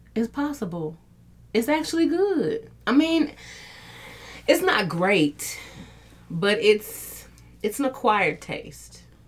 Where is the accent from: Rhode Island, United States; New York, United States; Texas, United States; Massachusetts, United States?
Texas, United States; Dallas; my hometown